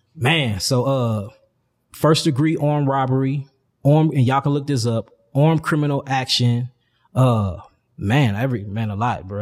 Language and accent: English; St. Louis, Missouri, United States; I'm from St. Louis, one of the, the real murder capital yeah of the United States. I'm from, and I'm from the gutter. So, you know, growing up out there